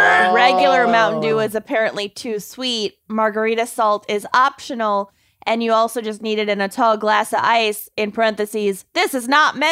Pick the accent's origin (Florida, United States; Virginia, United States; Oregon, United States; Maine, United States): Maine, United States; moved away; My home state.